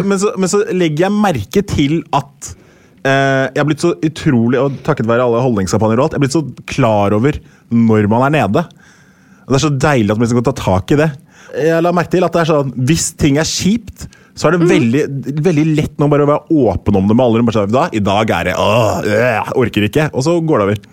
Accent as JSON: {"language": "Norwegian", "country": "Norway", "tie": "born or raised there", "also_born_or_lived": "United States", "said": "jeg ble født i USA. Og så Seks uker etter jeg ble født, så eh, dro jeg til Norge"}